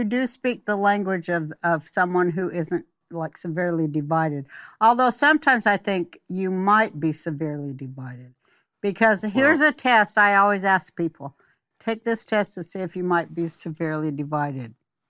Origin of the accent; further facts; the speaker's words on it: Salt Lake City, Utah, United States; I was raised in Salt Lake City, Utah, amongst the LDS, and I totally understand what he's saying.